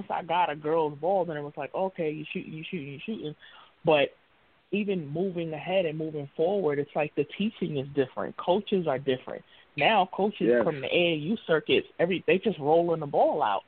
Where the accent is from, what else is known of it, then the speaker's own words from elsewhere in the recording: New York City, New York, United States; I'm from East New York, so that's where I grew up